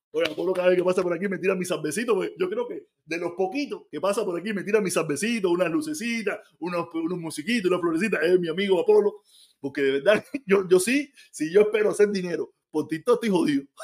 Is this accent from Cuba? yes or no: yes; Cuba; Y yo digo, claro